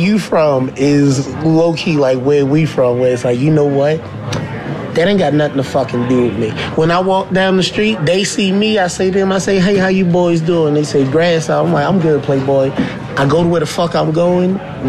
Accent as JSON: {"language": "English", "region": "East Coast", "country": "United States", "said": "Remember, I'm from the East Coast."}